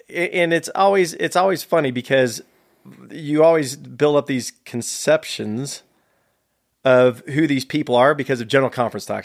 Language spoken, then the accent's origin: English; San Jose, California, United States; also born or lived in Hamburg, Germany; Born and raised in San Jose, California, uh, in South San Jose